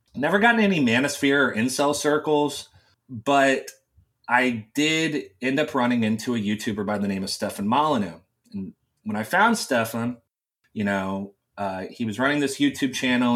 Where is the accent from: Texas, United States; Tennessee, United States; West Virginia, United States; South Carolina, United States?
West Virginia, United States; I grew up in a very small town in West Virginia